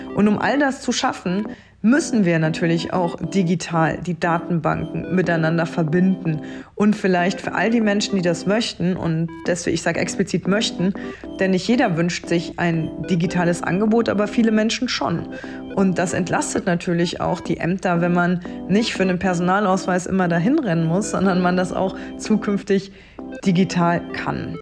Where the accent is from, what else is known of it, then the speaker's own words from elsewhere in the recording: Trier, Rhineland-Palatinate, Germany; meine Heimat Trier und Trier-Saarburg